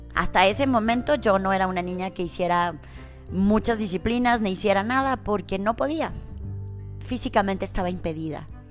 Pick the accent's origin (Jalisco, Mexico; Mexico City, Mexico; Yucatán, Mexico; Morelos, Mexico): Jalisco, Mexico; Lagos de Moreno; yo soy originaria de Lagos de Moreno, Jalisco